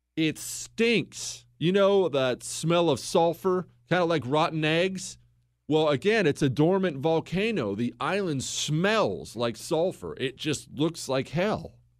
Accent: United States

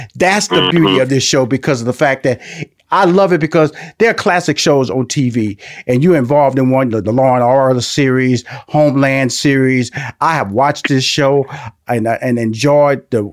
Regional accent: Houston, Texas, United States; now in Atlanta, United States; I'm, a Texas boy, so I was born and raised in Houston.

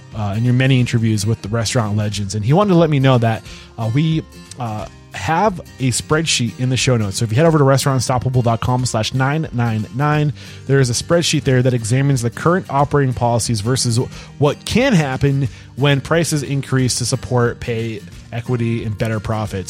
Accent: New Hampshire, United States; I grew up in New Hampshire where there wasn't a lot of diversity

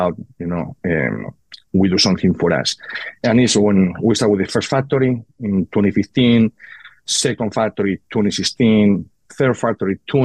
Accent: Spain; moved away; born and raised in Spain

